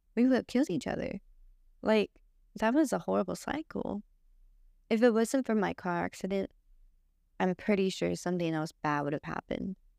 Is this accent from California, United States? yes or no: yes; Los Angeles, California, United States; I grew up here in Los Angeles with my grandparents